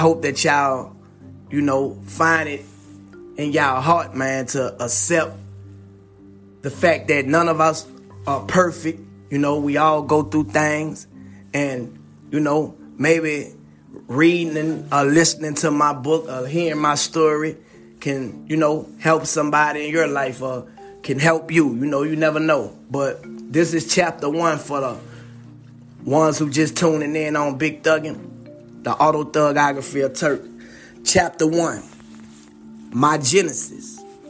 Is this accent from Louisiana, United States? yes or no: yes; New Orleans, Louisiana, United States; my growing up in the Magnolia